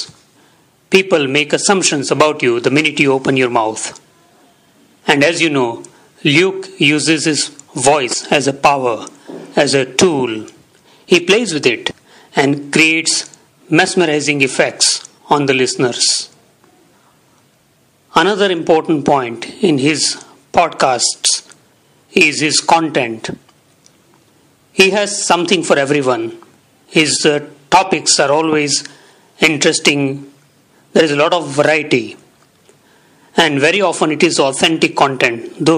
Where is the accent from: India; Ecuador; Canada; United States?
India; English is a second language; also born or lived in Surat, Gujarat; from India. I live in Surat, in Gujarat, in India